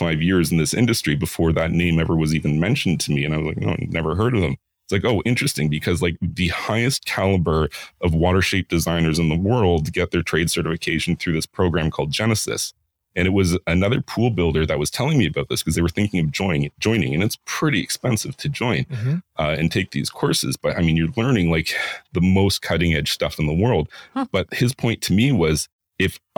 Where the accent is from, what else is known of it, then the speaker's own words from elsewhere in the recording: Ontario, Canada; also born or lived in Vancouver / Whistler; I spent 15 years in Vancouver and Whistler. And then I'm from Ontario, and I've spent quite a bit of time working on pools here